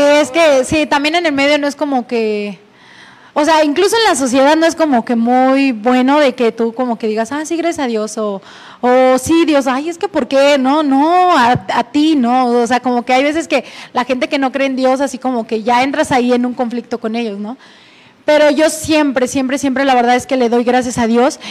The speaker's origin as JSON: {"language": "Spanish", "country": "Mexico", "said": "soy la primer mexicana en tener este título"}